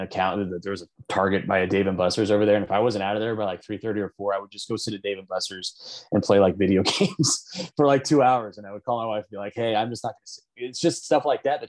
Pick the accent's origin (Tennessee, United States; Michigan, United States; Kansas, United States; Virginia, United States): Kansas, United States; Overland Park; also born or lived in Denver; I grew up in Overland Park area, went to St. Thomas Aquinas for high school, went away to college